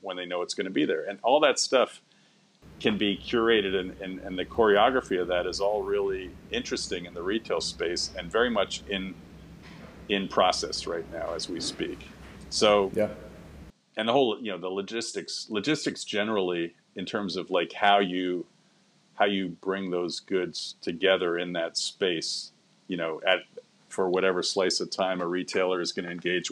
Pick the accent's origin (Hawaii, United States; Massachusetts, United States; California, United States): Massachusetts, United States; Boston; moved away; also born or lived in New York / London / Berlin; I was born in Boston